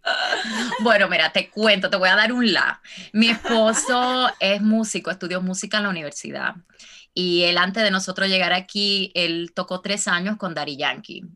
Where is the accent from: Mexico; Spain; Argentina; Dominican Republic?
Dominican Republic; Santo Domingo, Distrito Nacional; moved away as an adult; now in United States; yo soy dominicana, como decimos nosotros, de pura cepa, nacida y criada en República Dominicana